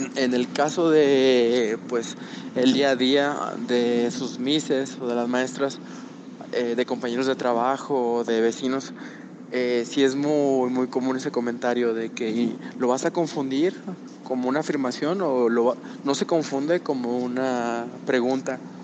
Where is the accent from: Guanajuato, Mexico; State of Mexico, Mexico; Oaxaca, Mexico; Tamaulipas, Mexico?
Tamaulipas, Mexico; Tampico; moved away as an adult; now in Mexico City, Mexico; nosotros somos originarios de Tampico, está en el norte de México, pero vivimos en la Ciudad de México desde hace ah, como seis, ya casi siete años